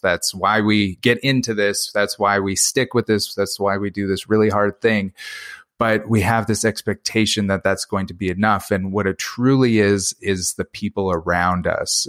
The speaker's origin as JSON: {"language": "English", "country": "Canada", "said": "that's where I'm from. Three thousand people in kind of this, this very rural northern community."}